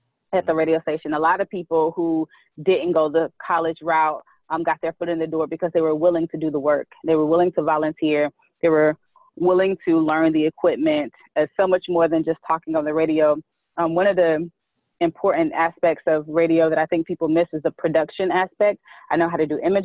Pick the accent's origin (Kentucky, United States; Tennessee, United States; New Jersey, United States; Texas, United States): Tennessee, United States; Chattanooga; moved away as an adult; now in Washington, D.C., United States; I'm originally from Chattanooga, Tennessee.